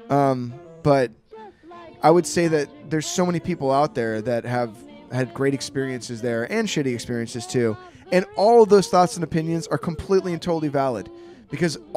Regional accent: Tennessee, United States; Wow, we're here. I'm from Tennessee.

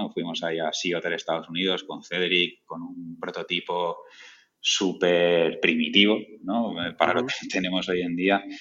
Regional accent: Valencia, Valencian Community, Spain; now in Elche, Spain; De, yo soy de Valencia, eh, me fui a vivir a, Elche, a Alicante

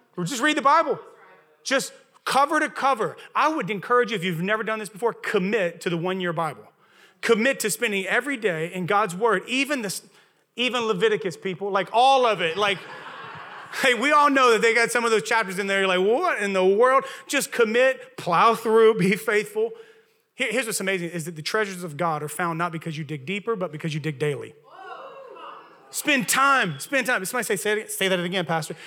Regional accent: Louisiana, United States; accent: Southern; moved away; I'm from Louisiana originally

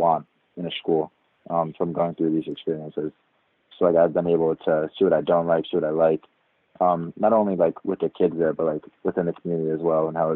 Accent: Connecticut, United States; I am from Connecticut. I've lived in Connecticut my entire life.

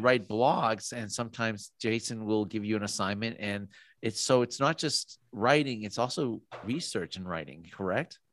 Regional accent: Massachusetts, United States; moved away as an adult; now in Idaho, United States; I'm originally from Massachusetts

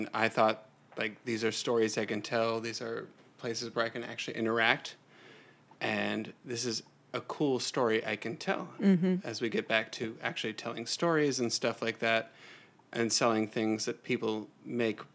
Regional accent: Cincinnati, Ohio, United States; I was born and raised in Cincinnati, Ohio, a place that is very close to my heart

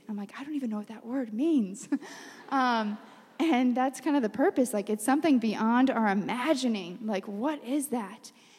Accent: New York, United States; Yes, we're from New York.

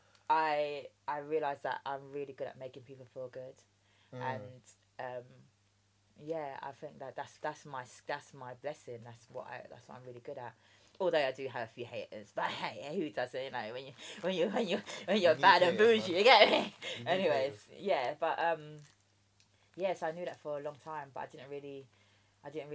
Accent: London, United Kingdom; accent: common Englisher; also born or lived in Jamaica; I was born in Jamaica, believe it or not, although I sound like a common Englisher, but I was born in Jamaica and I grew up with my dad here

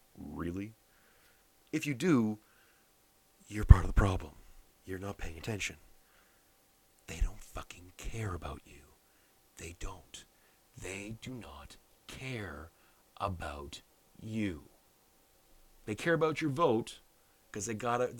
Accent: Canada; I'm a Canadian

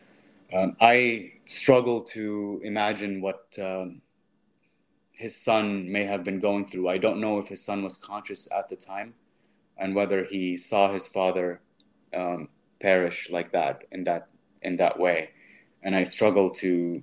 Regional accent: Gaza, Gaza Strip, Palestine; I'm a Christian from Gaza. I was born in Gaza. I've been in Gaza. My family's still in Gaza

